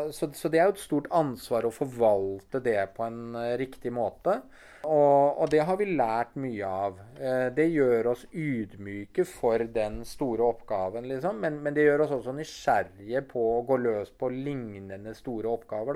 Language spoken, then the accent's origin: Norwegian; Norway; vi som nordmenn